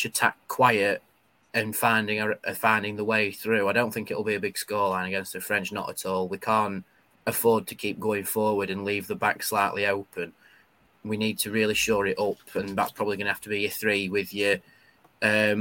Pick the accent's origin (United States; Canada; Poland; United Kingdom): United Kingdom; England; the Englishman in me